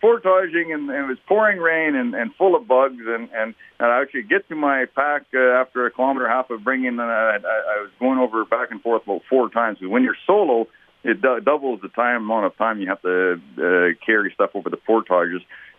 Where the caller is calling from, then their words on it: Fort Smith, Northwest Territories, Canada; Well, this is day 70, and I'm in Fort Smith.